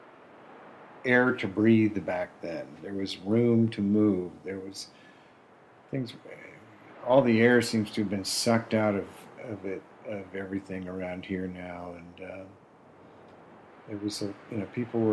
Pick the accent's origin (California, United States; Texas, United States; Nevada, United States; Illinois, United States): California, United States; Berkeley; also born or lived in San Francisco; I grew up in Berkeley in the 60s and San Francisco in the 70s